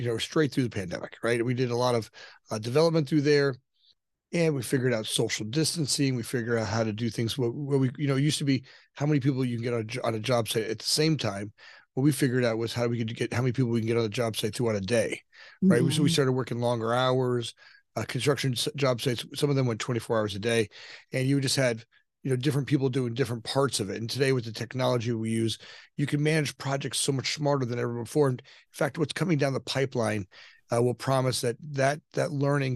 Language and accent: English; Southern Florida, United States; moved away as an adult; now in Chicago, United States; I grew up down in Southern Florida